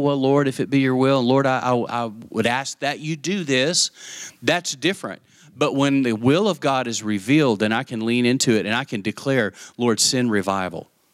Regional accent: West Texas, United States; I grew up in West Texas

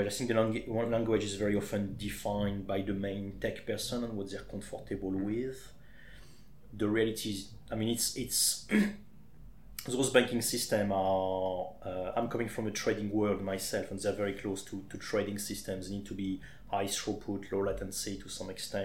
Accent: Champagne, Grand Est, France; accent: French; English is a second language; moved away as an adult; now in Leatherhead, United Kingdom; I'm originally from the Champagne area in France.

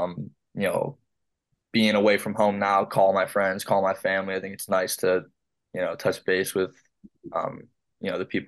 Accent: Brecksville, Ohio, United States; moved away; Rexville, yeah, that's right in my hometown.

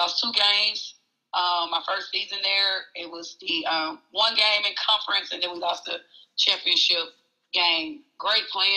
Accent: Oxford, Mississippi, United States; I'm from Oxford, Mississippi, and I was born and raised there

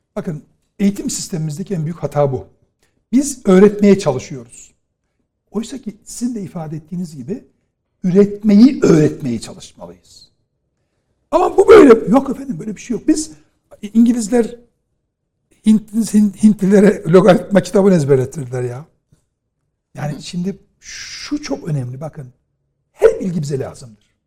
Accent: Trabzon, Turkey; ben Trabzonluyum

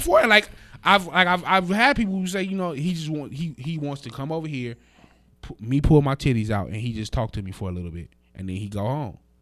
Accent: Las Vegas, Nevada, United States; I'm from, I'm from Vegas

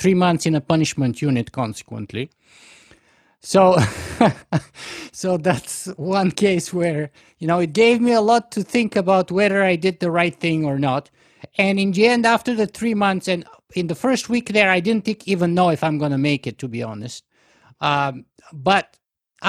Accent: Bulgaria; moved away; I grew up in Bulgaria, and when you're 18 there, you have to go.

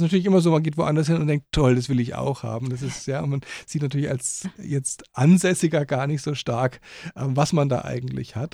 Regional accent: Germany; moved away as an adult; now in Austria; ich nicht Österreicher bin und aus Deutschland komme

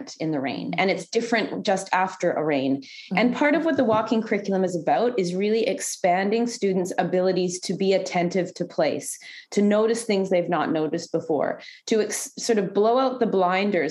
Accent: Canada; being a Canadian

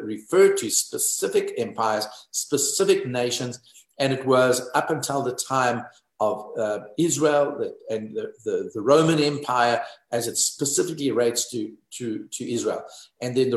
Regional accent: South Africa; I'm South African

